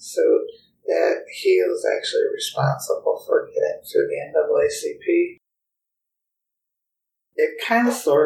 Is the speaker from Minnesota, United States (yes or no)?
yes; Minneapolis, Minnesota, United States; now in Des Moines, United States; I grew up in Minneapolis, Minnesota